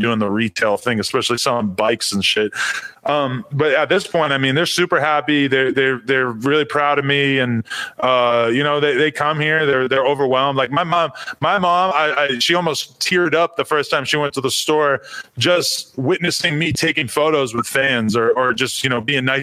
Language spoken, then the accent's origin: English; Nashua, New Hampshire, United States; moved away as an adult; I lived in New Hampshire till I was 19. I'm from Nashua, New Hampshire